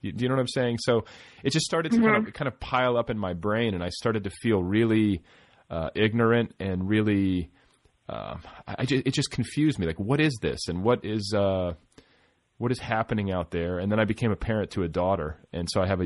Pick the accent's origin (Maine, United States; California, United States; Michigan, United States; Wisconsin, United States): Wisconsin, United States; Milwaukee; also born or lived in Indiana; now in Los Angeles, United States; I grew up in partially in Milwaukee